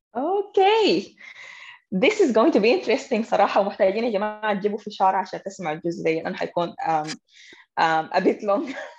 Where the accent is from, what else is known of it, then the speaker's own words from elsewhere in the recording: Sudan; احنا كانت كسودانيين وبالذات كنساء سودانيات